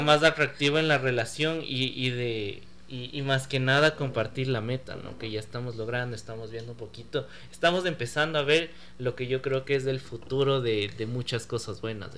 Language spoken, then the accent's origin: Spanish; Ecuador; yo nací en Ecuador